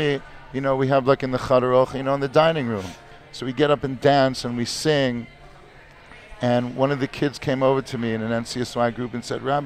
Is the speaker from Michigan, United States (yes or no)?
yes; Detroit, Michigan, United States; moved away as an adult; now in Israel; I grew up in Detroit, Michigan